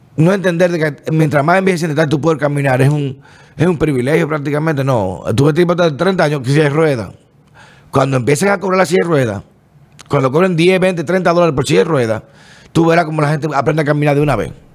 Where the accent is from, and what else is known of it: Dominican Republic